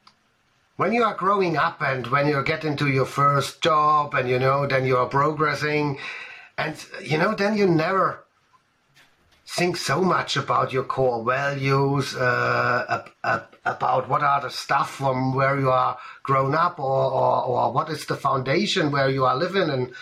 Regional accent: near Stuttgart, Baden-Württemberg, Germany; English is a second language; moved away as an adult; now in Bavaria, Germany; I grew up in southern Germany in a little city close to Stuttgart

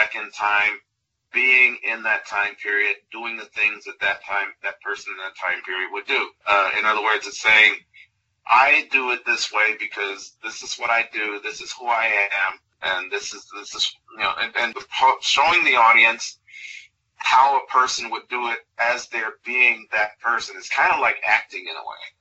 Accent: Chicago, Illinois, United States; moved away; I grew up in Chicago

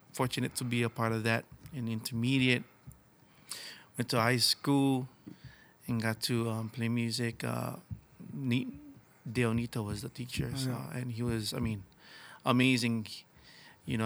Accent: Hawaii, United States; as far as Hawaiian people, music is an integral part of our culture

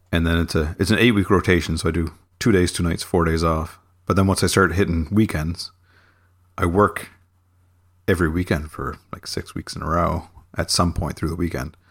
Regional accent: near Halifax, Nova Scotia, Canada; moved away as an adult; now in near Halifax, Canada; in my hometown

